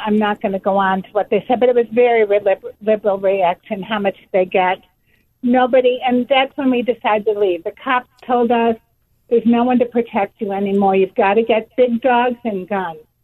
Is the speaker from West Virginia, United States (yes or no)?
no; Chicago, Illinois, United States; moved away as an adult; also born or lived in Gold Coast, Chicago / Andersonville, Chicago; now in Columbia, United States; I grew up on the South Side